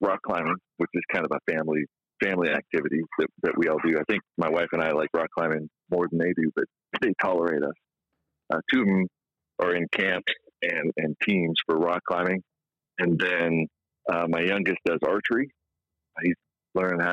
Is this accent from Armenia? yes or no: no; Israel; moved away; also born or lived in California; I grew up in Israel, so you know, we didn't have football